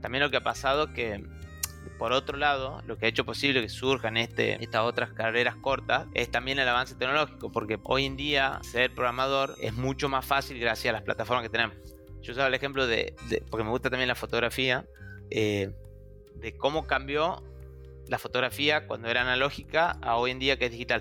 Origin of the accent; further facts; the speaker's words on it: Tucumán, Argentina; now in Buenos Aires, Argentina; soy de Tucumán, que es una provincia que queda al norte de la Argentina